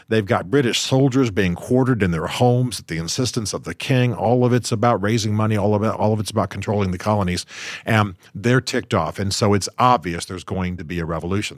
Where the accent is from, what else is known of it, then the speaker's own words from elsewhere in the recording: United States; I'm an American.